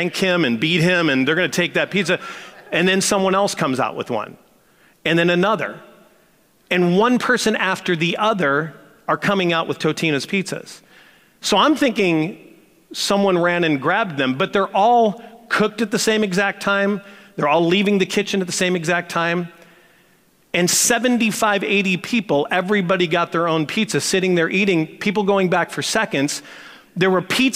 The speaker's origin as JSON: {"language": "English", "town": "St. Louis", "region": "Missouri", "country": "United States", "tie": "born or raised there", "said": "I grew up in St. Louis with a guy that ended up becoming my best friend"}